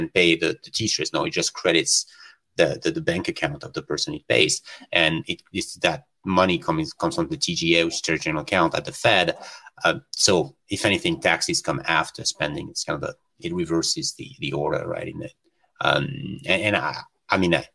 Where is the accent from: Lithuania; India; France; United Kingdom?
France; moved away as an adult; I come from Europe